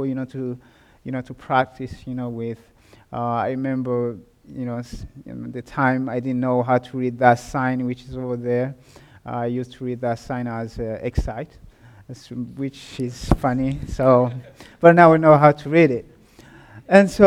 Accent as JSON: {"language": "English", "country": "Burundi", "tie": "born or raised there", "moved": "yes", "said": "I was born and raised in Burundi, a small country which is found in the east of Africa."}